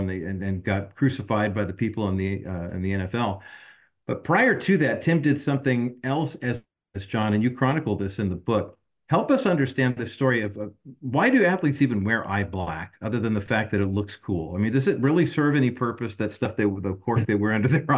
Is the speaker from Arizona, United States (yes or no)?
no; Whittier, California, United States; 4 and 5 year old …, growing up in Whittier, right there by Michigan Park, I wanted to be a Whittier Daily News paper boy.